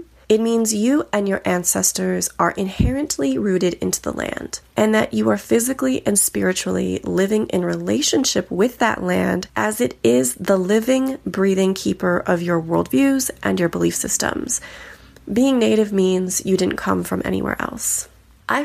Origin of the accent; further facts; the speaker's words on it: Bishop, California, United States; I come from the Numu, Ones Valley, Paiute, Diné, Navajo, and San Carlos Apache people raised in Paihunadu on the Bishop Paiute Reservation in California.